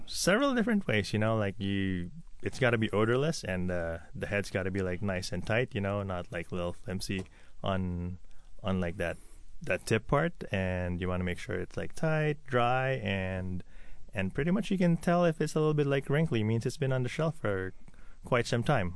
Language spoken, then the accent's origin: English; Philippines; also born or lived in New York / Toronto; now in Seattle, United States; I grew up in the Philippines